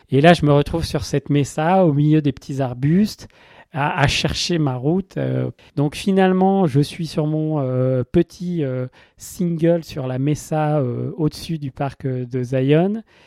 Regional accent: France; moi je suis français

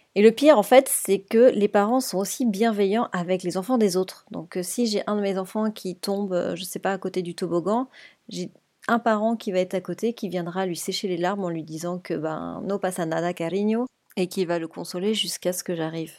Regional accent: France; moved away as an adult; now in Spain; en tant que Français

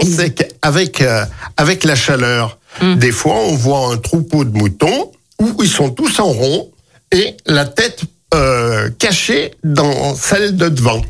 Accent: Lyon, Auvergne-Rhône-Alpes, France; also born or lived in Civrieux, Dombes; natif de la Croix-Rousse

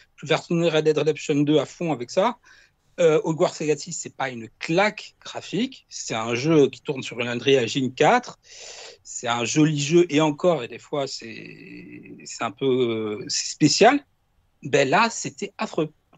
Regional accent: Ajaccio, Corsica, France; est d'Ajaccio, mais moi aussi.

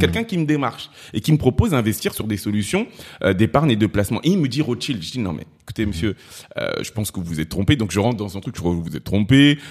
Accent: Cameroon; now in France; du Cameroun

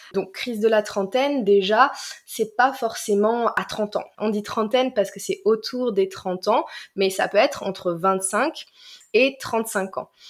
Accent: Marseille, Provence-Alpes-Côte d'Azur, France; moved away as an adult; also born or lived in Washington; je viens du sud de la France, de, de Marseille

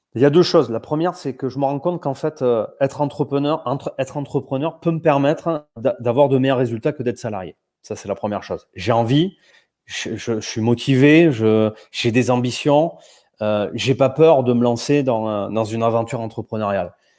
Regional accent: south-west France, France; accent: petit accent du Sud-Ouest; j'ai un petit accent du Sud-Ouest

